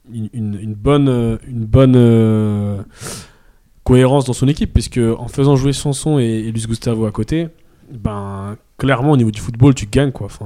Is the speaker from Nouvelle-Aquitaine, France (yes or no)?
no; Paris, Île-de-France, France; Moi, je je, je, dis pas ça parce que je suis parisien. Je, suis parisien, voilà, petit.